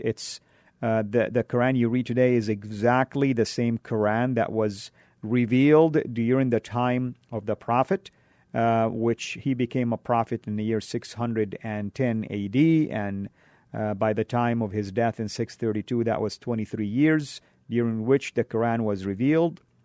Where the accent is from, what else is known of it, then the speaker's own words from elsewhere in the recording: Saudi Arabia; moved away; where I grew up in Saudi